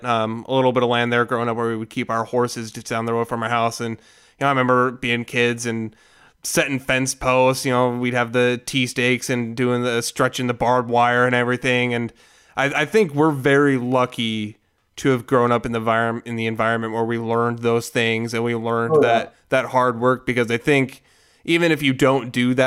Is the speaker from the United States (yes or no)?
yes; Bonner, Montana, United States; So I grew up in Piltsville and kind of the greater Bonner area